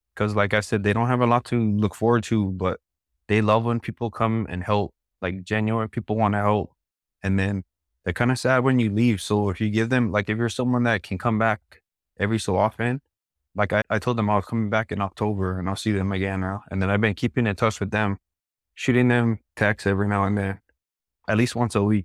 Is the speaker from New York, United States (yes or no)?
no; Laie, Hawaii, United States; I'm from Laie